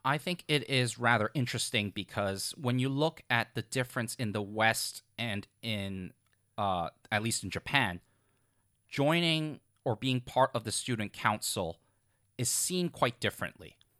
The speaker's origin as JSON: {"language": "English", "country": "Hong Kong", "tie": "born or raised there", "said": "when I was growing up in Hong Kong, I also went to tutoring right after school"}